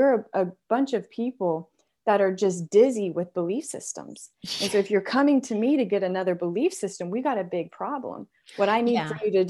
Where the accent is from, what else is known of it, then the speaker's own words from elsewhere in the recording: Texas, United States; I grew up in West Texas and we're very traditional in everything that we do.